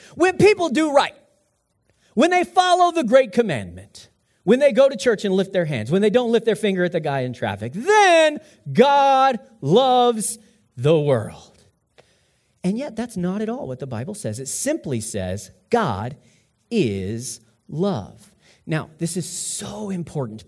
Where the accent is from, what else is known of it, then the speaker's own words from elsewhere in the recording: United States; I'm an American